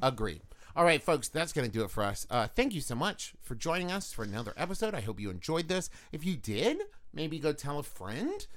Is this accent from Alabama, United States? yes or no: no; West Virginia, United States; I'm from West Virginia